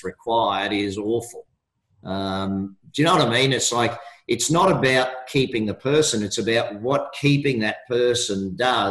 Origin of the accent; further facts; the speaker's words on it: Australia; I'm an Australian